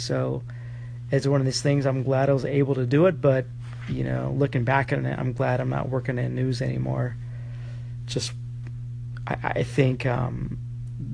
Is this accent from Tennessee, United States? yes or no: no; Stockton, California, United States; I'm a resident, or born and raised in Stockton, California.